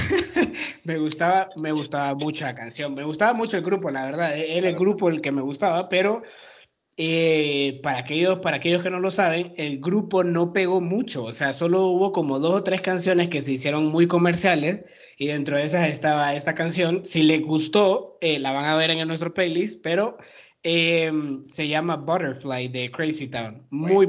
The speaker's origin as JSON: {"language": "Spanish", "country": "Honduras", "moved": "as an adult", "lives_now": "Mexico", "said": "yo llevo cinco años en México, soy hondureño"}